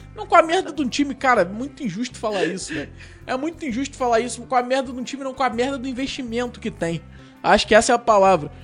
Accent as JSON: {"language": "Portuguese", "country": "Brazil", "said": "eu sou brasileiro"}